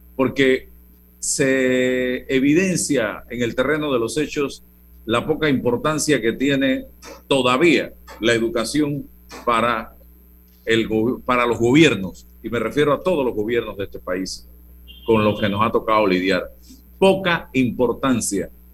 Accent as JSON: {"language": "Spanish", "area": "Azuero", "region": "Herrera", "country": "Panama", "said": "yo que soy azuarense"}